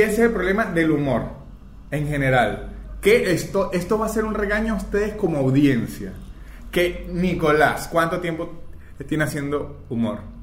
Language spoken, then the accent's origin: Spanish; Venezuela; moved away as an adult; now in Argentina; soy del Mercosur que es lo que llamamos Venezuela